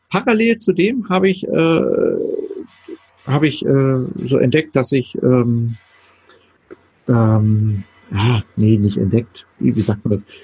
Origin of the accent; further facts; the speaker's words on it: Berlin, Germany; ich bin ja. groß geworden in Berlin. Nein, aus Ost-Berlin. Also ich glaube, man merkt es mir gar nicht an, dass ich aus, aus dem hm